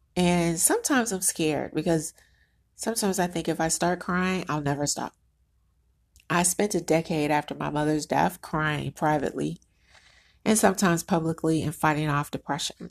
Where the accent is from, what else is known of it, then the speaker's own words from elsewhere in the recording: United States; I'm Black American.